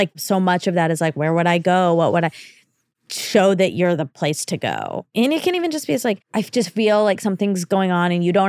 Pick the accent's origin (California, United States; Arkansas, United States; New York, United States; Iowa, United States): Iowa, United States; I'm from Iowa and there isn't a lot of national entertainment here, so it is so foreign to me.